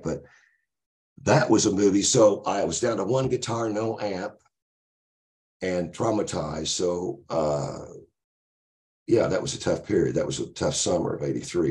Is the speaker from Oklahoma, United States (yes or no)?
yes; Tulsa, Oklahoma, United States; moved away as an adult; also born or lived in Los Angeles; growing up in Tulsa